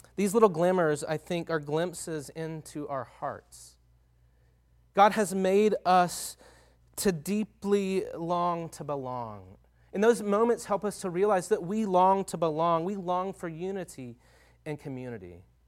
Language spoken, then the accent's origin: English; Longview, Texas, United States; moved away as an adult; now in Tucson, United States; I grew up in Northeast Texas in a town called Longview, Texas